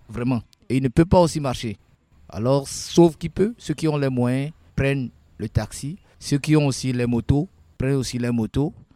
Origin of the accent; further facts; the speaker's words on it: Notsé, Plateaux, Togo; je suis né au Togo dans la préfecture de Haro, précisément à Notché.